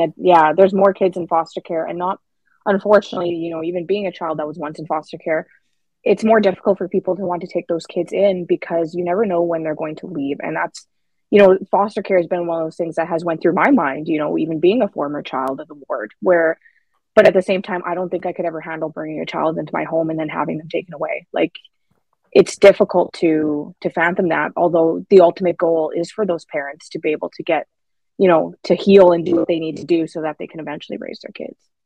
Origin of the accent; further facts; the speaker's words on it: Saskatchewan, Canada; I'm from Saskatchewan